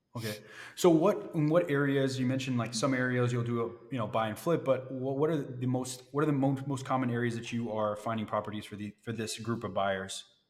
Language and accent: English; Florida, United States; now in Cleveland, United States; I'm from Florida